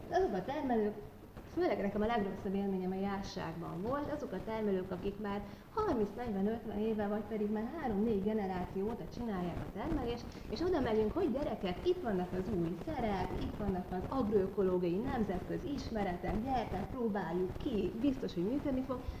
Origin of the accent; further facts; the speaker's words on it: Kecskemét, Bács-Kiskun, Hungary; Én egyébként kecskeméti vagyok, és azon kecskeméten van egy tanyás gazdaságunk a családommal